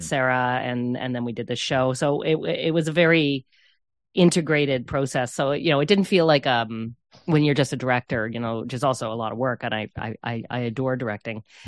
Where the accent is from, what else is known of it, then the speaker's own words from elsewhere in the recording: St. John's, Newfoundland and Labrador, Canada; moved away; growing up on the South Side Road